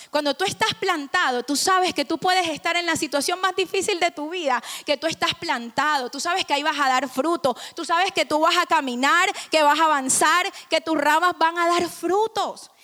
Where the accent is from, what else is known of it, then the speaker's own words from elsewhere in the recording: Barranquilla, Atlántico, Colombia; now in Miami, United States; somos costeños y nuestra familia es así, alegre